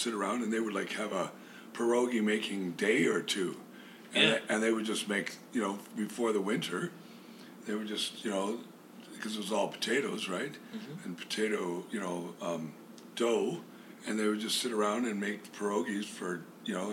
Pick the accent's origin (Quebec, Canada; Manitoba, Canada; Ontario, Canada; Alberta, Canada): Alberta, Canada; Camrose; moved away as an adult; my hometown